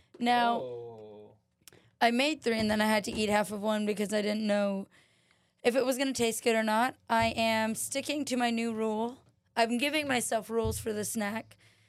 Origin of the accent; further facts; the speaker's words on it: San Fernando Valley, California, United States; born there; Born in the San Fernando Valley. Yeah. Didn't stay there for long, though.